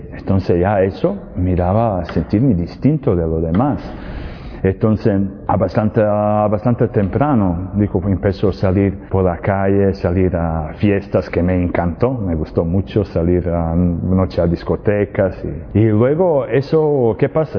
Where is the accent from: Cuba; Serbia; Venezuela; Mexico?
Serbia; Spanish is a second language; moved away as an adult; also born or lived in Spain; now in Medjugorje, Bosnia and Herzegovina; Yo soy, vengo, soy de Serbia, pero ya algunos años vivo en Medjugorje, en Bosnia y Herzegovina y, y España